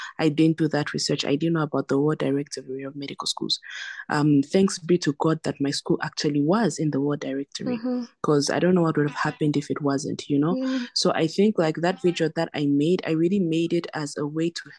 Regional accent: South Africa; also born or lived in Zambia; now in China; I was born in Zambia, but then when I was about 9, my family relocated to South Africa, and then I lived there until I came to China.

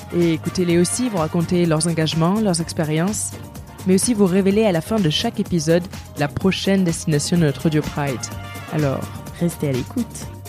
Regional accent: Bordeaux, Nouvelle-Aquitaine, France; J'ai grandi sur Bordeaux, qui pourtant est une grande ville

